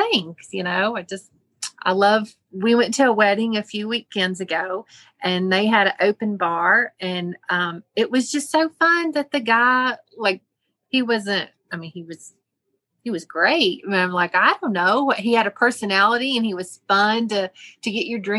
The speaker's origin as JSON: {"language": "English", "town": "Weaverville", "region": "North Carolina", "country": "United States", "tie": "born or raised there", "said": "So Weaverville, you know, went to North Buncombe High School"}